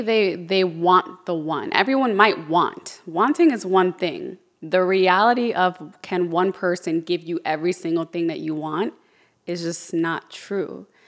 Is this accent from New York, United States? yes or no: yes; Yonkers, New York, United States; also born or lived in Orlando; now in Miami, United States; I'm from Yonkers